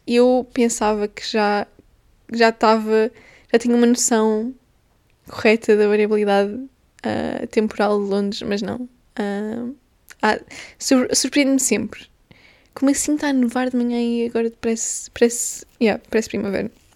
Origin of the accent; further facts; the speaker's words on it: Portugal; first language Portuguese; moved away as an adult; now in London, United Kingdom; Eu venho de Portugal, eu sou portuguesa